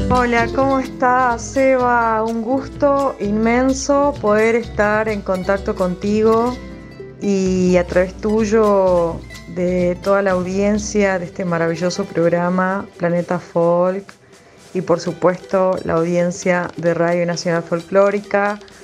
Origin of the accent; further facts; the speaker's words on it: Quebrada and Puna of Jujuy, Argentina; nuestra esencia, que sin dudas la esencia de los pueblos, de la quebrada y puna jujeñas